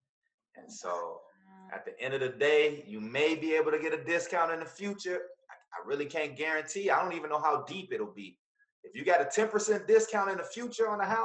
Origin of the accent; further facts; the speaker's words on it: Chicago, Illinois, United States; I'm from the Wild Hundreds